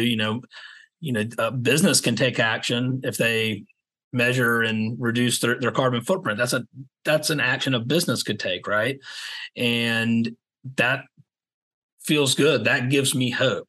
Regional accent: Savannah, Georgia, United States; now in Charleston, United States; I grew up in Savannah

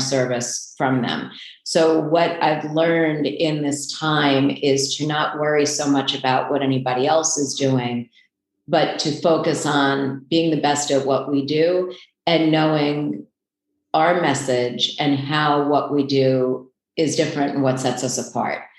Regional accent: New York City, New York, United States; also born or lived in Port Washington, New York; I grew up in Queens, which is not far from here

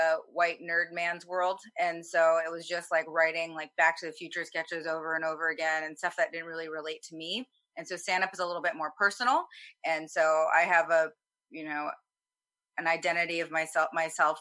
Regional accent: Florida, United States; now in Los Angeles, United States; I live in Los Angeles. I'm originally from Florida

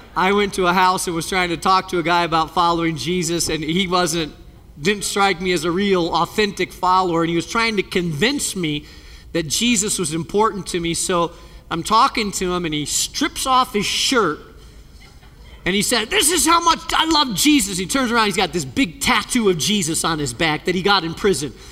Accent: Spain; moved away; I grew up in Spain

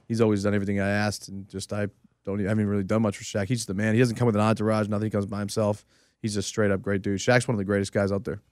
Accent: New England, United States; I grew up in New England for forever

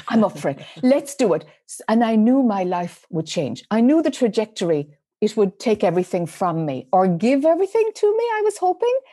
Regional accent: Ireland; accent: Irish; moved away as an adult; now in United States; as one might be able to detect from my Irish accent, mm. I spent most of my life in Ireland until I was in my mid 30s.

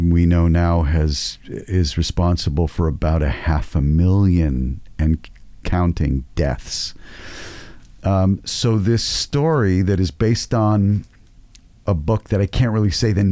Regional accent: United States; because I'm from America

